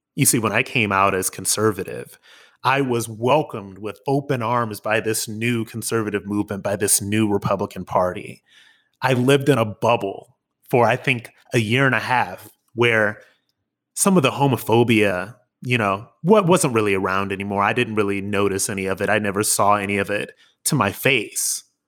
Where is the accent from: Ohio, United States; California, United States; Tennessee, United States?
Ohio, United States; Akron; moved away as an adult; also born or lived in New York City; I'm an Akron boy, you know, an Ohio boy, born and raised